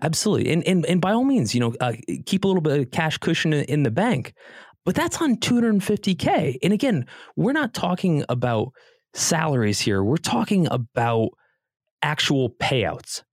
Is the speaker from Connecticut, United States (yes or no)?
yes; Connecticut, United States; also born or lived in Columbus, Ohio; now in Beverly Hills, United States; I grew up on the East Coast in Connecticut.